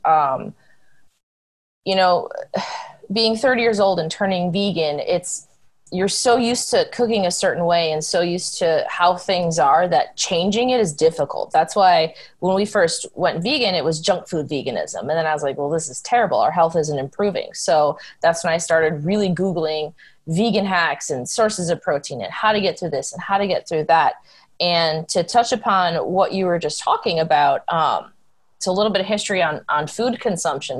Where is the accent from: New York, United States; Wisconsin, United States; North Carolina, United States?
Wisconsin, United States; also born or lived in Texas; I was raised in Wisconsin